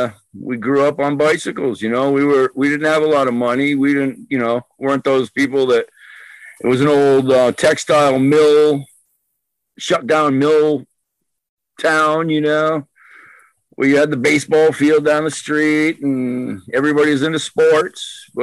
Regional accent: Dighton, Massachusetts, United States; born there; now in West Warwick, United States; Dighton, Massachusetts. It's like, it's pretty much in the central between Boston, Providence, and Newport, which is our good beach to go to, you know?

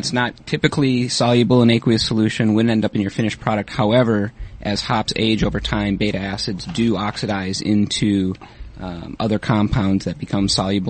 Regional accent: Minnesota, United States; moved away as an adult; also born or lived in Kalamazoo, Michigan; I was born and raised in Minnesota, which I'm not so sure that's known as a beer drinking state necessarily, but did college in Michigan.

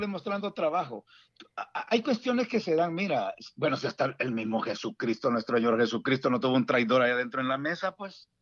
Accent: San Salvador, El Salvador; moved away as an adult; also born or lived in Dallas Fort Worth, Texas / Houston, Texas; now in Washington metropolitan area, United States; yo soy originario de El Salvador, originario de San Salvador

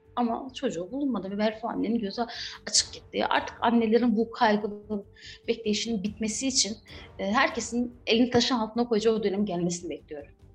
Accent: Batman, Batman Province, Turkey; ben de Batman'da büyüdüm, doğdum, büyüdüm.

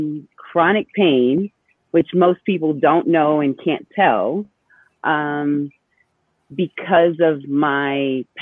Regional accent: Boston, Massachusetts, United States; also born or lived in New York; So I am a Dominican born. My parents are both Dominican, but I was born in New York. I was raised in Boston.

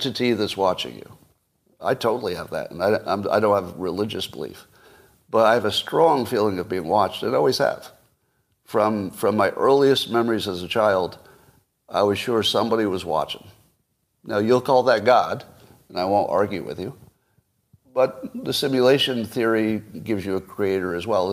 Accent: United States; I'm an American

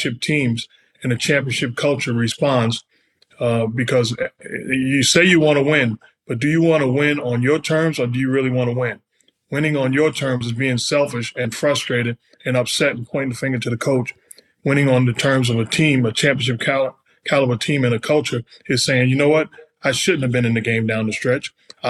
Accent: New York City, New York, United States; I'm from New York City

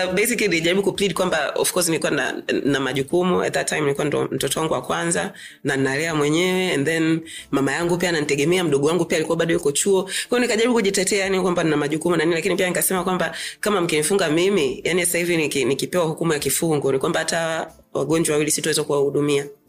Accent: Meru, Arusha, Tanzania; mimi ni mmeru kwetu ni arusha uh, my oldest memory ya meru is ku kukimbia kwenye uh, shamba la kahawa kwa babangu

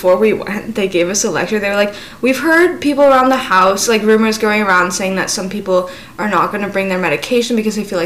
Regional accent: United States; I'm American too

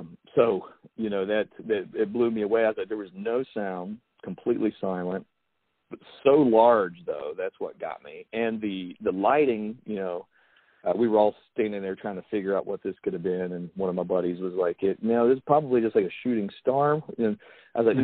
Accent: United States; I spent a lot of time, you know, outside as a kid. You know, that was just the way it was in Logan County, living in a mountain town

